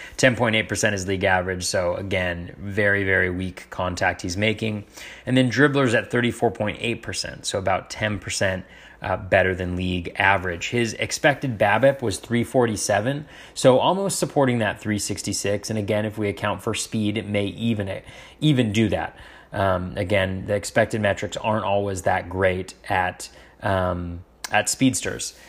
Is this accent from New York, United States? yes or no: no; Northern California, United States; moved away as an adult; now in Washington, United States; Both my wife and I grew up in Northern California